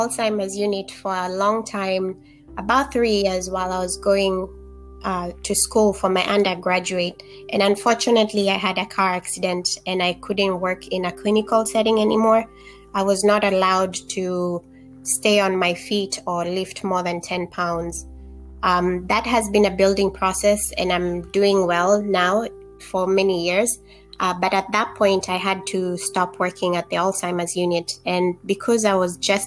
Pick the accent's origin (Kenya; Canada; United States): Kenya; moved away; Growing up in Kenya, I was able to see how social disparities affect health of communities